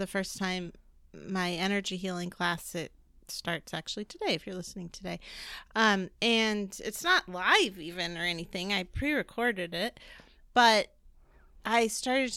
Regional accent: New York, United States; now in California, United States; I'm actually from New York

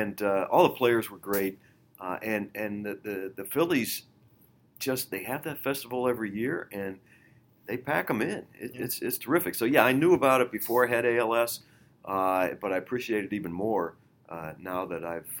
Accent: Pittsburgh, Pennsylvania, United States; moved away; I grew up in Pittsburgh

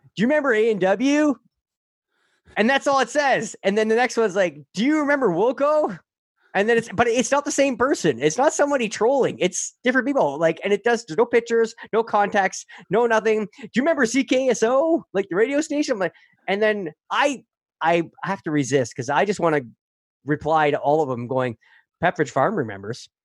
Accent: Sudbury, Ontario, Canada; I grew up in Sudbury

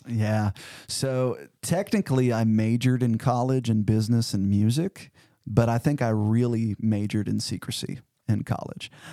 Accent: Cedar Hill, Missouri, United States; now in Fayetteville, United States; I grew up about four forty-five miles south of Saint Louis in a little town called Cedar Hill, Missouri

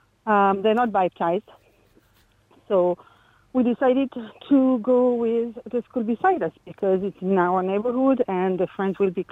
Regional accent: France; English is a second language; I'm French.

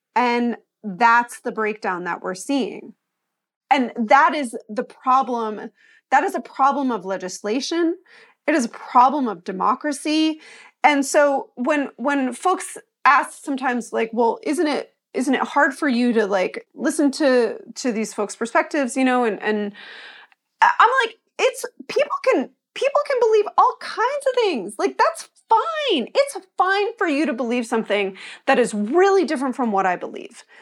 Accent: Pioneer Valley, Massachusetts, United States; also born or lived in Long Island, New York; I was born in New York, and, uh, lived on Long Island until I was about eleven, and then, um, we moved to the Pioneer Valley in Massachusetts, and so I was sort of raised in a community with a lot of college towns

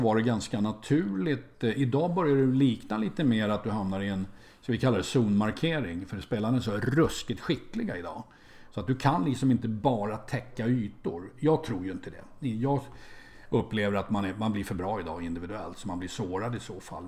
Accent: Sweden; som svensk

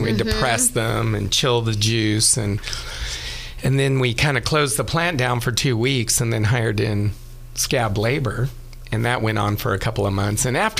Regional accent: Escalon, California, United States; I grew up in the Central Valley near the town of Modesto, little farming town called Escalon. My dad and my grandfather farmed wine grapes in almonds

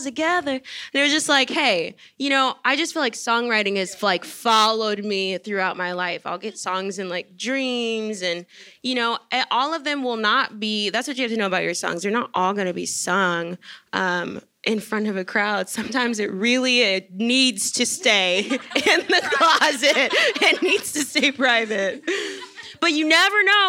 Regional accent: Shreveport, Louisiana, United States; I'm from Shreveport

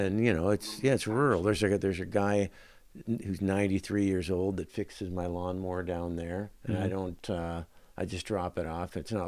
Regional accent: Winnipeg, Manitoba, Canada; In Winnipeg.

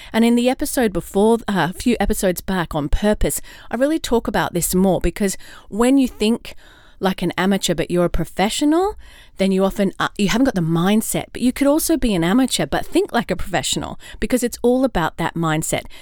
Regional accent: Australia; also born or lived in London, United Kingdom / California, United States; now in Atlanta, United States; Now I'm an Aussie in Atlanta, Georgia, USA

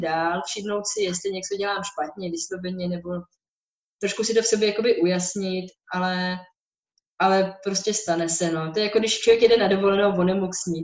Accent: Bohemia, Czechia; u nás v Čechách

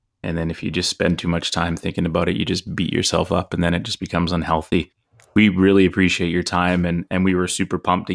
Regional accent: Coquitlam, British Columbia, Canada; I grew up in Coquitlam

